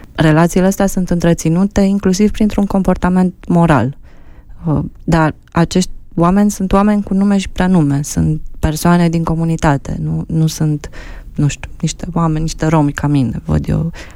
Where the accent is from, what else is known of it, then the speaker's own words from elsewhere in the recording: Romania; suntem români, sărbătorim ziua națională, mâncăm mamaligă